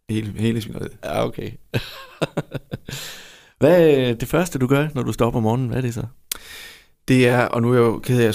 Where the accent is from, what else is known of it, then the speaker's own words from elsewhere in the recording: Vojens, Southern Denmark, Denmark; nu er jeg jo fra Vojens jo.